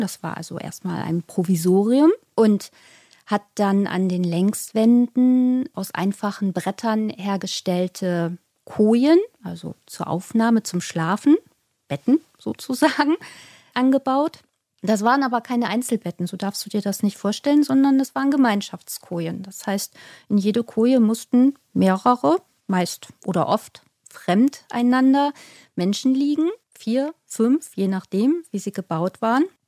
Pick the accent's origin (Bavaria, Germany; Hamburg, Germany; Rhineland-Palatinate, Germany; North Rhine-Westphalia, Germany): Hamburg, Germany; ich als gebürtige Hamburgerin